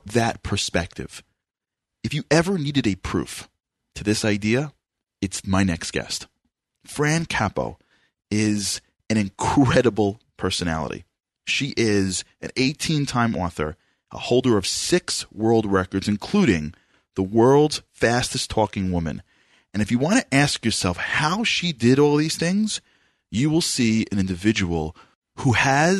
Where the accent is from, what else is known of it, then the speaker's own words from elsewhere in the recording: New York, United States; because I'm from New York